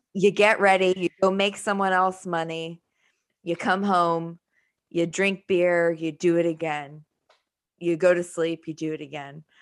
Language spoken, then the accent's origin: English; United States; I'm American